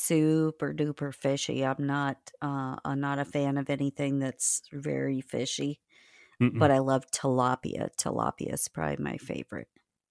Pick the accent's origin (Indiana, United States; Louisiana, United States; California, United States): Indiana, United States; That was a huge thing growing up in Indiana was the morel mushrooms.